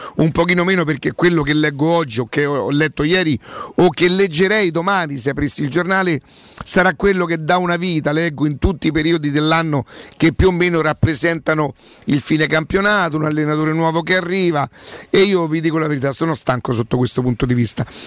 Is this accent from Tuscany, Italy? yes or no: no; Rome, Lazio, Italy; also born or lived in Brazil; io so di Roma